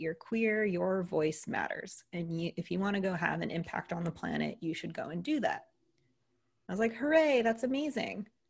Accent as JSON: {"language": "English", "country": "United States", "accent": "American", "said": "if you couldn't tell from the accent, I'm an American, so a Greek American"}